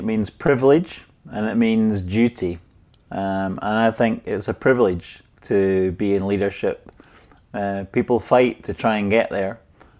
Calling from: Scotland, United Kingdom; Well, I'm joining you from Scotland, from near the most famous sets of golf links in Scotland.

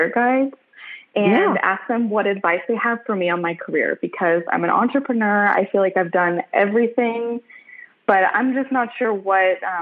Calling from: Dallas, Texas, United States; I'm calling from Dallas, Texas

